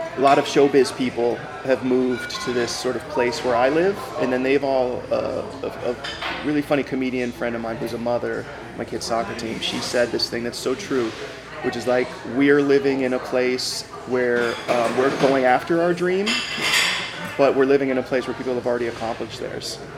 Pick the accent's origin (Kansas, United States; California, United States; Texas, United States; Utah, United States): California, United States; Los Angeles; I am from the Valley, San Fernando Valley, the 818. And uh, I grew up in a um, place called Woodland Hills, and that's actually where I'm back now